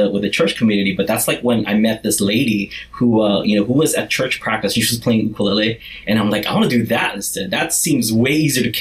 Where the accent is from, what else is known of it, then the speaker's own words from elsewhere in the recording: Kauai, Hawaii, United States; it was big for someone like me because I'm from Kauai like, which is a smaller island in the Hawaiian island chain it's like the most country bumpkin island you know